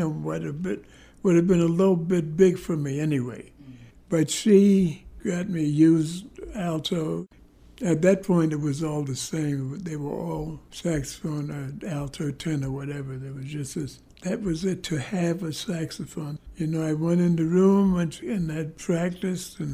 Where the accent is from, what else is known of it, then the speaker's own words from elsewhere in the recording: New York City, New York, United States; I was born in Harlem.